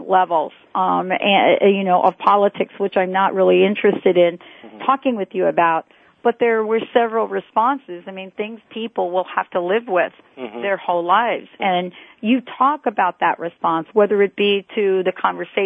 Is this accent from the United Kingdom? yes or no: no; New York, United States; I'm from New York